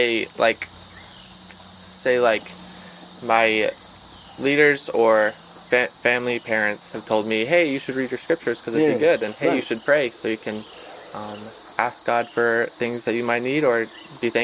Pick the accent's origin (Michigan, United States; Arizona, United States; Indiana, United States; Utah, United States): Arizona, United States; now in North Carolina, United States; In North Carolina, I'm from Arizona originally.